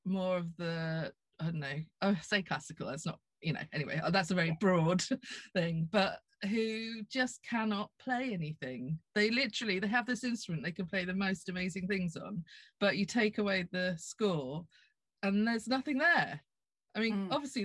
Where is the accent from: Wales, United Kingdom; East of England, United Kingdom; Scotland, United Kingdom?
East of England, United Kingdom; Norfolk; I come from Norfolk